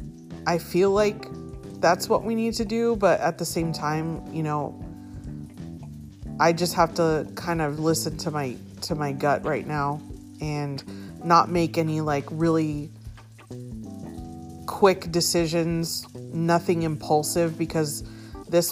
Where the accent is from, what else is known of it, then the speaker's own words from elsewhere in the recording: San Diego, California, United States; moved away; I was born and raised in San Diego, but I haven't been back like that in a long time